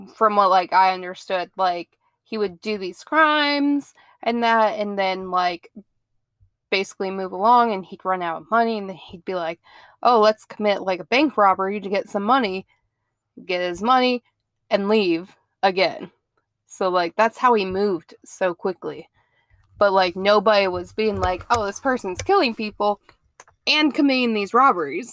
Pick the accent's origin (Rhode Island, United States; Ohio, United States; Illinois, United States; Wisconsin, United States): Ohio, United States; moved away as an adult; now in Mobile, United States; I am originally from Ohio, I moved down here to good old Mobile, Alabama, about nine years ago